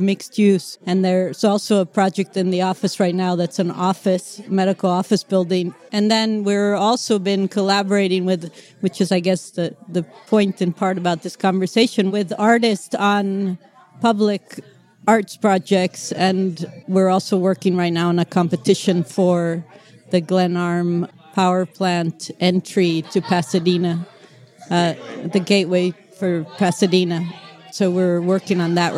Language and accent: English; Mexico City, Mexico; moved away as an adult; now in United States; I'm from Mexico City originally, grew up there, came to the U.S. to go to college